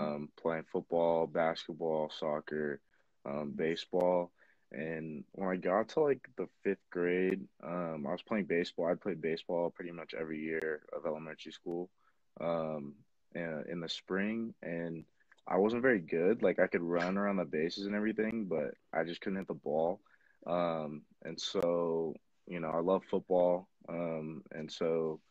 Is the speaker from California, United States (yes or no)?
yes; San Diego, California, United States; moved away as an adult; now in Reno, United States; I'm from San Diego, California, originally.